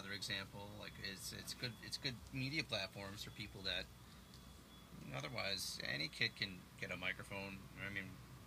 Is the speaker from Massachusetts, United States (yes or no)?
yes; Groveland, Massachusetts, United States; I grew up in Groveland, Massachusetts